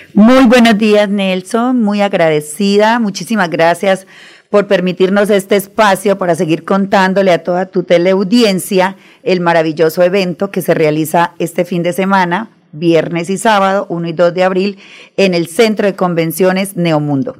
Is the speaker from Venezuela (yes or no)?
no; Arauca, Colombia; also born or lived in Santander; yo soy llanera, llanera de Arauca, orgullosamente llanera por mi madre